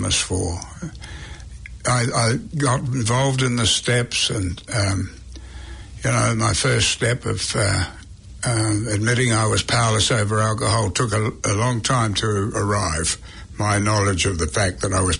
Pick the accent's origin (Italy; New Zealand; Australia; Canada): New Zealand; moved away as an adult; also born or lived in England; being a Kiwi